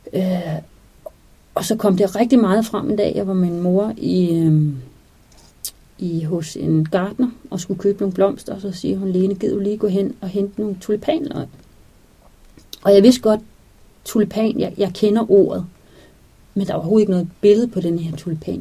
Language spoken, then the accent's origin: Danish; Denmark; vi her hjemme i Danmark